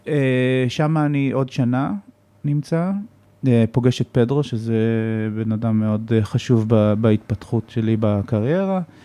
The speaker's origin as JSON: {"language": "Hebrew", "country": "Israel", "said": "אני ישראלי"}